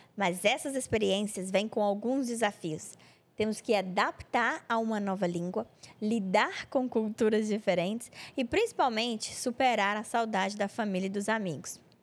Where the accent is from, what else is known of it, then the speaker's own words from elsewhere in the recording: Brazil; moved away as an adult; now in Australia; assim como eu, decidiram sair do Brasil